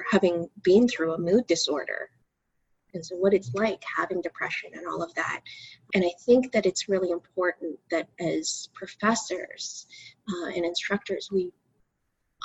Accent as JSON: {"language": "English", "town": "Markham", "region": "Ontario", "country": "Canada", "tie": "born or raised there", "also_born_or_lived": "Waterloo", "said": "Hometown is Markham. I was born in Waterloo, but I was raised in Markham."}